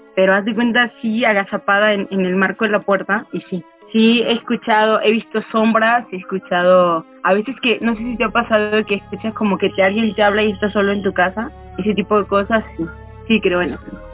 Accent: Mexico City, Mexico; soy de México de la Ciudad de México

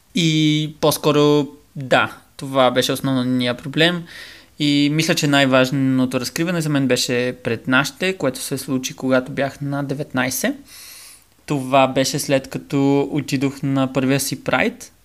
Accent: Bulgaria; moved away as an adult; also born or lived in Norway; на 18 се преместих далече от България

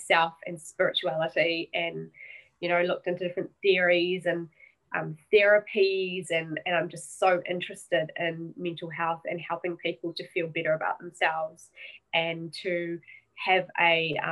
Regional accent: New Zealand; I am a Kiwi. I'm over in New Zealand

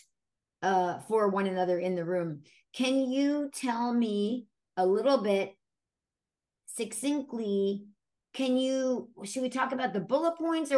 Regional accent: Brooklyn, New York, United States; my childhood growing up in Brooklyn

